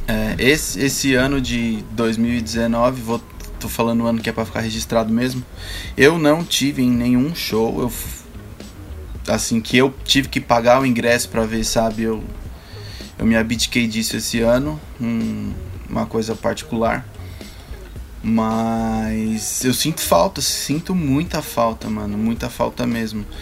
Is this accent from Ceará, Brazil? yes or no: yes; Ceará, Brazil; Que eu também sou nordestino, sou nascido lá, no, sou nascido no Ceará, cearense